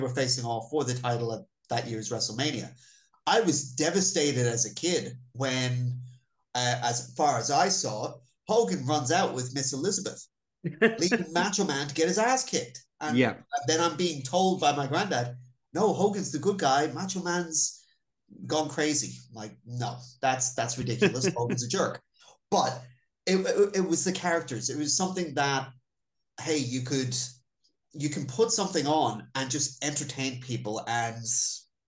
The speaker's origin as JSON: {"language": "English", "country": "Ireland", "tie": "born or raised there", "said": "I was born in Ireland"}